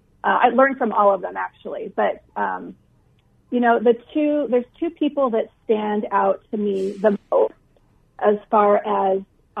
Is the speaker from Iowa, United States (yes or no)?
yes; Iowa, United States; now in Phoenix, United States; I grew up in Iowa